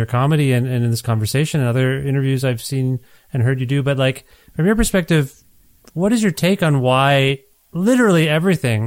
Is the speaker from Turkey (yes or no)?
no; Canada; also born or lived in Ontario; now in Alberta, Canada; As a Canadian, like, I'm not even American